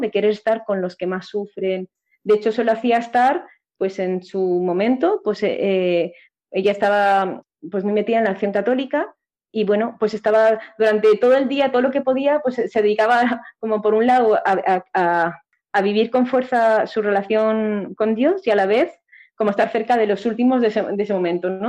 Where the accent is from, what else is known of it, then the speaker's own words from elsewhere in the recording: a village near Valencia, Valencian Community, Spain; mi pueblo